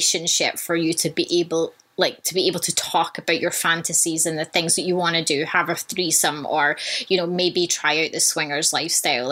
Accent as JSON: {"language": "English", "town": "Vancouver", "region": "British Columbia", "country": "Canada", "tie": "born or raised there", "said": "in Vancouver, in my hometown"}